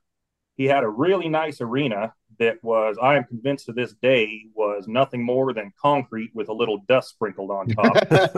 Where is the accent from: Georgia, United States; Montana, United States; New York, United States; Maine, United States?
Montana, United States; Great Falls; moved away as an adult; now in Lovell, United States; I was raised in Great Falls and stayed there all the way through high school. And I ended up here in Wyoming.